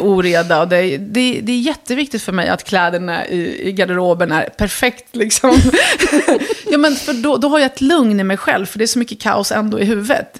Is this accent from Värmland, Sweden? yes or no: no; Örebro, Örebro County, Sweden; Swedish is a second language; moved away as an adult; also born or lived in Lebanon / Dubai; hamnade vi i Örebro. Och där växte jag upp